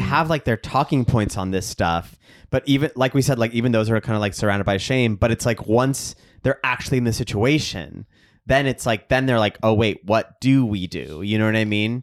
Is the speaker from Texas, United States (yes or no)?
yes; Texas, United States; I grew up in Texas, too